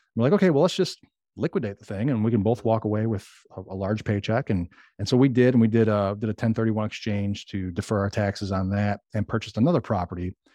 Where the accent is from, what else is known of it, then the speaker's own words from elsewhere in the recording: Chicago, Illinois, United States; moved away as an adult; now in Arkansas, United States; I grew up in Chicago